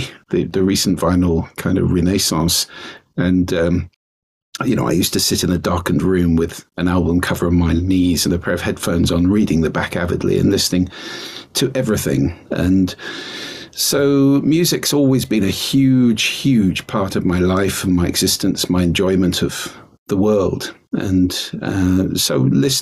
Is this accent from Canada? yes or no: no; London, United Kingdom; moved away as an adult; now in Orkney, United Kingdom; I'm originally from London, but I've been coming up here since I was 16